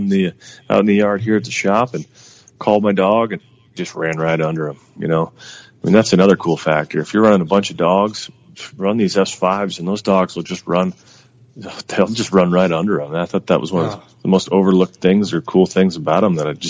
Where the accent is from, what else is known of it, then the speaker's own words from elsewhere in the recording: Missouri, United States; I'm in flooded corn in Missouri